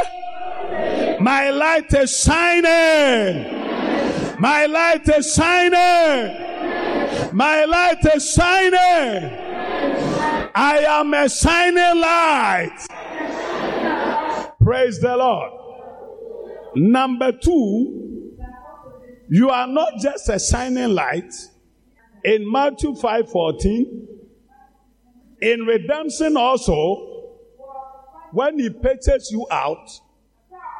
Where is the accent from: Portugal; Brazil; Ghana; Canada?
Ghana; as a Ghanaian or as a black man